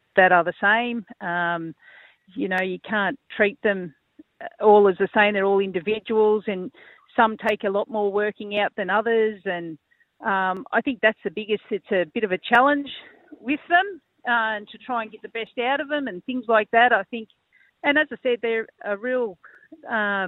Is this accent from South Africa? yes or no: no; Albury, New South Wales, Australia; born and bred in Albury, local girl.